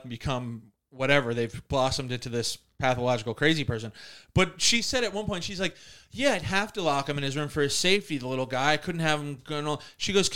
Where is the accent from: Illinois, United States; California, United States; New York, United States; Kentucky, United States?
New York, United States; Long Island; where are you from? And I'd be like, Long Island